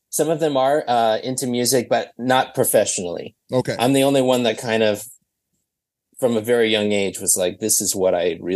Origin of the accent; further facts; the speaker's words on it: Minneapolis, Minnesota, United States; Thankfully, I'm not there right at this moment. I'm currently on tour in Atlanta, but yeah, yeah I'm from Minneapolis.